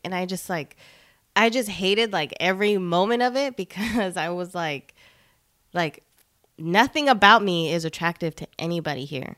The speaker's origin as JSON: {"language": "English", "town": "Long Beach", "region": "California", "country": "United States", "tie": "born or raised there", "also_born_or_lived": "Bellflower, California / Los Angeles, California", "moved": "yes", "lives_now": "Salinas, United States", "said": "I'm from L A. I'm from Long Beach, born in Bellflower"}